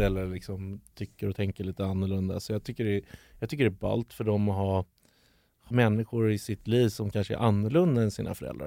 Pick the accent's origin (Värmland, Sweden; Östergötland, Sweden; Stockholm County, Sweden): Stockholm County, Sweden; Stockholm; där jag växte upp